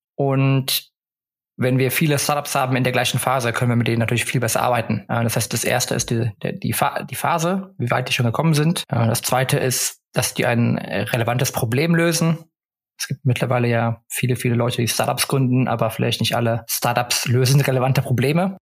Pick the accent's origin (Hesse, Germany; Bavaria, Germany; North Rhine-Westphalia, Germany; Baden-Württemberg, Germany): North Rhine-Westphalia, Germany; Cologne; moved away as an adult; also born or lived in Netherlands / United States / England / Stockholm, Sweden; ich bin ursprünglich aus Köln, bin also wieder zu Hause